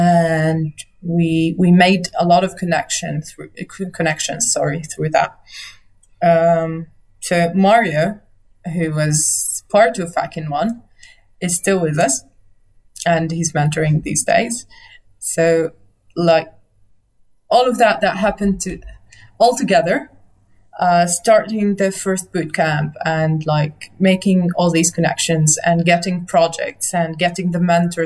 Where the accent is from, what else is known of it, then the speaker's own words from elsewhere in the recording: Nazareth, Northern District, Israel; also born or lived in Haifa / London; Home was Nazareth then. I was born in Nazareth, I moved to Haifa, and then I came back